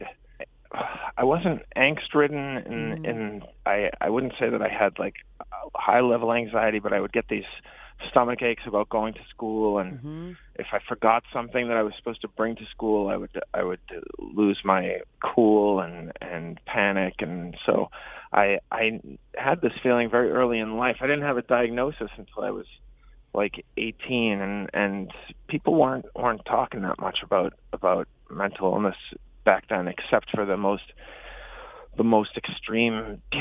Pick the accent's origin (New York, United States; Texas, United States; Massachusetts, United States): Massachusetts, United States; Peabody; I grew up in Peabody, Massachusetts, which is right next to Salem